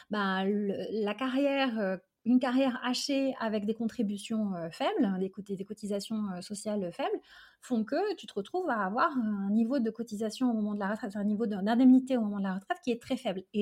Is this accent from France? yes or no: no; Algeria; born there; je suis née en Algérie et mes parents sont nés et ont grandi là-bas